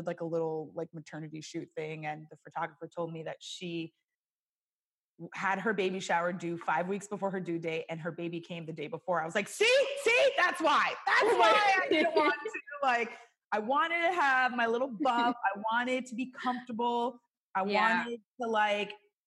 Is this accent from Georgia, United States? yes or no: no; New York, United States; moved away as an adult; now in California, United States; where we grew up in New York